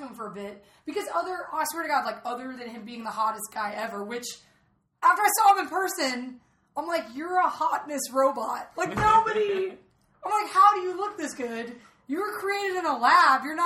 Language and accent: English; Atlanta, Georgia, United States; moved away; I'm from Atlanta originally, like home of CNN.